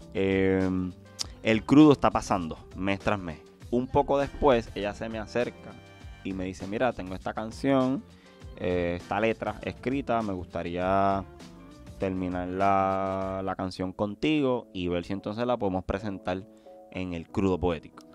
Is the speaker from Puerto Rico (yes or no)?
yes; Puerto Rico; soy de Puerto Rico